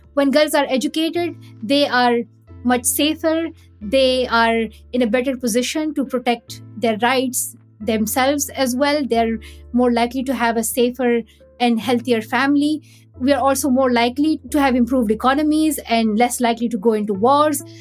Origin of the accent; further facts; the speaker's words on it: Pakistan; growing up in Pakistan